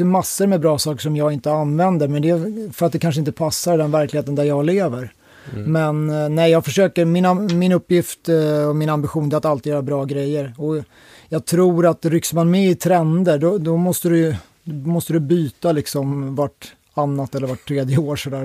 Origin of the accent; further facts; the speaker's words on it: Täby, Stockholm County, Sweden; also born or lived in Solna; uppväxt i Täby, norr om Stockholm